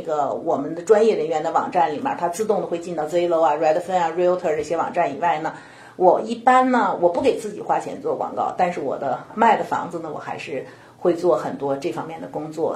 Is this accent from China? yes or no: yes; China; now in United States; 我还是一个唯一讲中文的人，所以我自己也觉得这个不仅代表了我自己，其实也是代表了我们中国人在美国的这个主流社会的一个